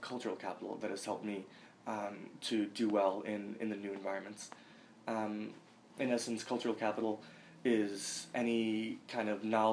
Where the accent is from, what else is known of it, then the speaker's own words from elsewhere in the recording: Lynn, Massachusetts, United States; also born or lived in Boston; I've lived in Lynn, Massachusetts for nearly all of my life. I was born in Boston, but soon thereafter moved to Lynn